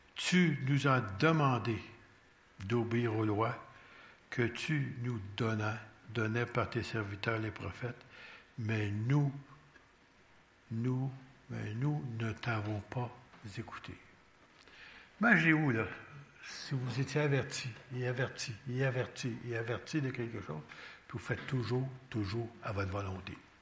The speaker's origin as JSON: {"language": "French", "region": "Quebec", "country": "Canada", "said": "on est québécois."}